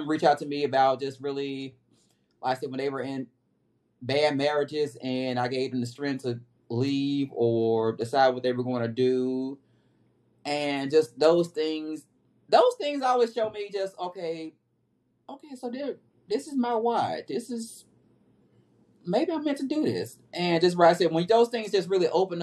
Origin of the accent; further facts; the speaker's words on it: Memphis, Tennessee, United States; my hometown of Memphis, Tennessee.